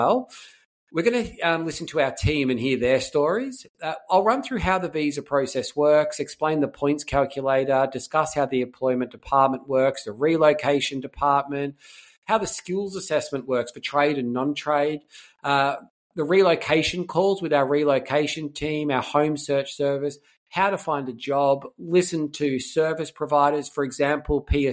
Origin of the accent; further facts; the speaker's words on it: Melbourne, Victoria, Australia; moved away as an adult; also born or lived in Ayers Rock; I'm from Melbourne originally.